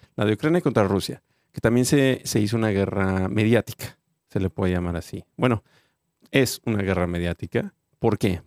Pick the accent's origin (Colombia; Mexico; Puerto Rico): Mexico; nosotros los mexicanos